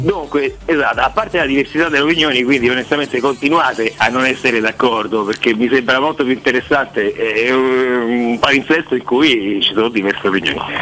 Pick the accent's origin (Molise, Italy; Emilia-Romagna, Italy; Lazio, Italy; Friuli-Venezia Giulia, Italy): Lazio, Italy; Rome; now in Paris, France; io sono nato vicino a Campo dei Fiori